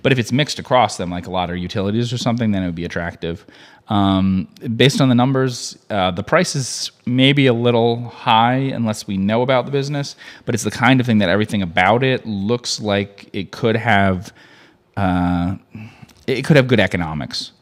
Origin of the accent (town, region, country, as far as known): United States